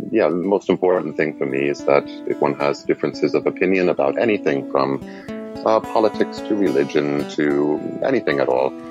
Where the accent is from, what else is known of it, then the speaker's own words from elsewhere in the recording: New York City, New York, United States; born there; also born or lived in Germany / Scotland; I was born in New York City, uh, in, in, Queens. I was educated in Germany. I worked in Scotland for a while until I set off at the age of 27.